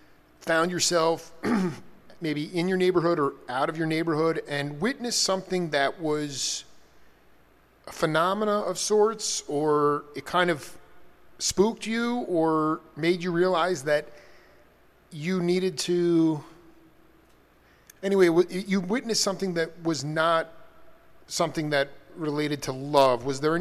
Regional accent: New Orleans, Louisiana, United States; Growing up in New Orleans, it was done differently.

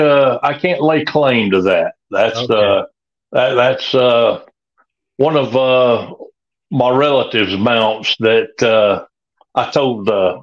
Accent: Loganville, Georgia, United States; I'm from Loganville, Georgia, Walton County.

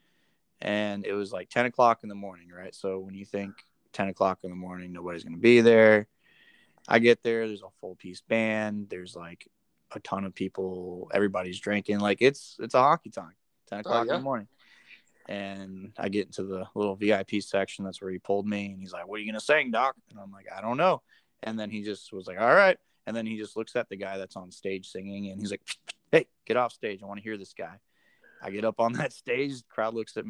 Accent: Florida, United States; moved away; I'm from Florida, right? So I don't really see snow

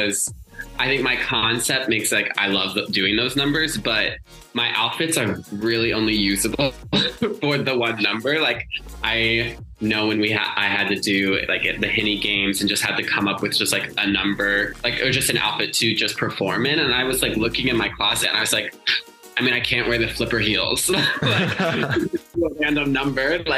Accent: Indiana, United States; also born or lived in Seattle; now in Los Angeles, United States; I'm from Indiana originally

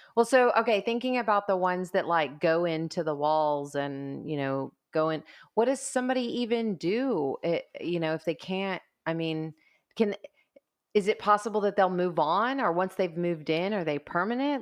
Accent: United States; I'm an American

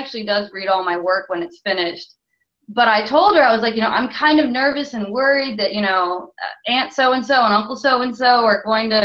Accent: north central Florida, United States; pretty much about an hour south of where I grew up. So it's not exactly my hometown area, but pretty close.

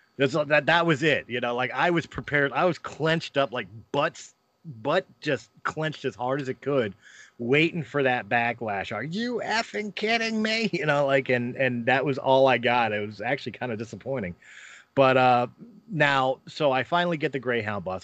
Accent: Philadelphia, Pennsylvania, United States; moved away; also born or lived in Colorado; I'm from Philadelphia

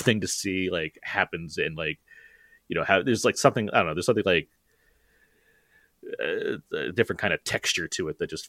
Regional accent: Southern California, United States; born and raised in Southern California.

